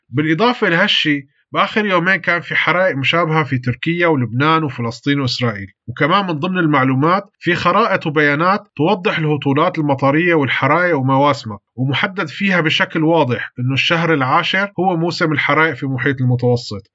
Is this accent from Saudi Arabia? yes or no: no; Syria